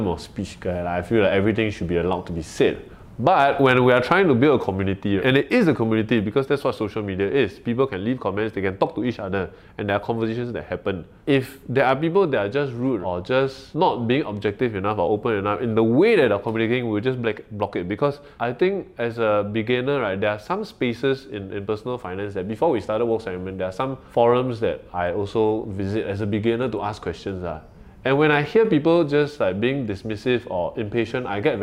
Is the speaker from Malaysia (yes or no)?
yes; Malaysia; now in Singapore; I'm a foreigner, right? I'm a Malaysian, but I'm a PR here.